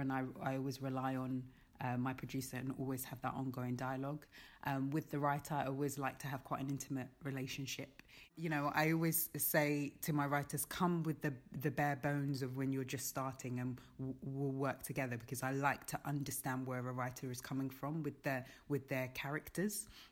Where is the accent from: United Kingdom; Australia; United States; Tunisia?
United Kingdom; London; now in Birmingham, United Kingdom; I'm from London